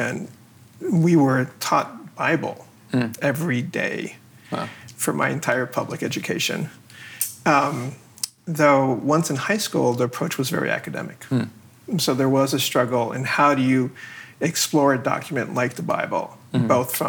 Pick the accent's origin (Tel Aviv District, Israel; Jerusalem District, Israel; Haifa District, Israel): Haifa District, Israel; Haifa; moved away; So the town I grew up in was very secular. I grew up in Haifa.